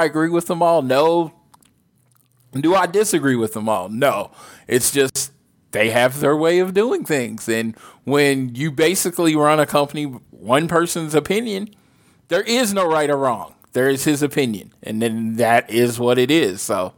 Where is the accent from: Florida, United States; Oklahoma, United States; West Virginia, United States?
Oklahoma, United States; I am Oklahoman